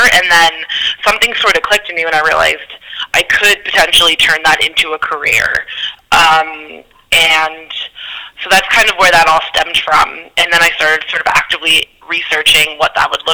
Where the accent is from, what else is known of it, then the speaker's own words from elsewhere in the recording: Scranton, Pennsylvania, United States; moved away as an adult; now in New York, United States; I actually grew up in Scranton, Pennsylvania.